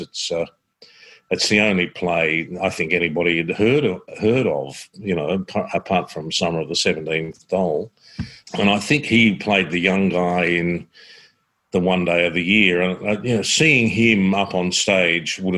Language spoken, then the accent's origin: English; Croydon, Victoria, Australia; I grew up in Croydon in Victoria, which is about 20 k's that way.